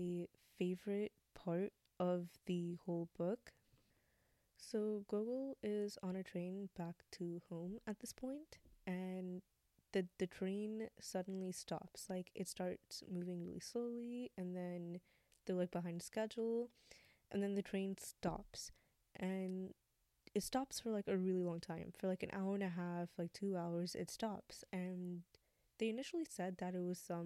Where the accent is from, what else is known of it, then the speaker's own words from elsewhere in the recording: United States; we are American, we still experience things a lot differently than, like, other Americans do because of our, you know, background